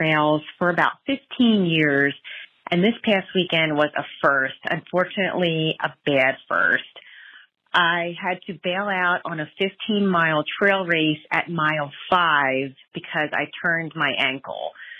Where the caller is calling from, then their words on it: Philadelphia, Pennsylvania, United States; Hi, I'm … from the Philadelphia area.